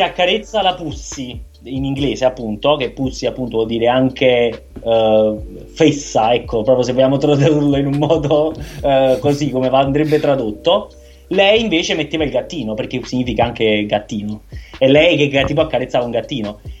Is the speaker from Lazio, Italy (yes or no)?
no; Milan, Lombardy, Italy; In qualità di milanesi